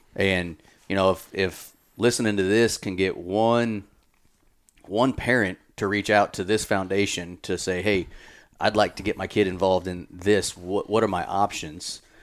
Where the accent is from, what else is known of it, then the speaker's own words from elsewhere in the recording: Kansas City, United States; I grew up in the Kansas City area